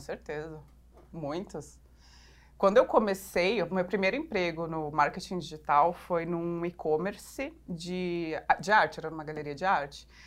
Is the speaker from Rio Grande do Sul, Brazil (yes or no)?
yes; Porto Alegre, Rio Grande do Sul, Brazil; moved away as an adult; also born or lived in Curitiba; now in São Paulo, Brazil; eu sou, na verdade, uma curitibana, que cresci em Porto Alegre, agora moro aqui em São Paulo